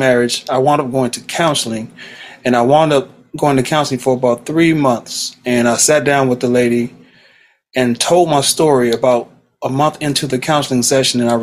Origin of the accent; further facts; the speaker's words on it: Los Angeles, California, United States; born and raised in South Central LA.